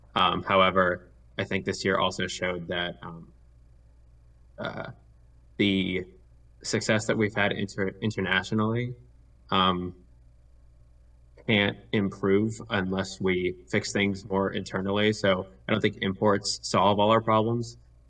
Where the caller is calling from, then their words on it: Boston, Massachusetts, United States; I'm calling in from Boston, Massachusetts.